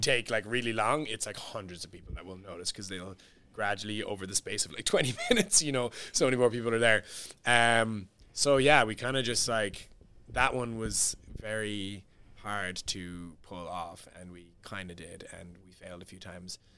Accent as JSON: {"language": "English", "town": "Cork", "region": "Munster", "country": "Ireland", "tie": "born or raised there", "also_born_or_lived": "London", "moved": "as an adult", "said": "my hometown is Cork"}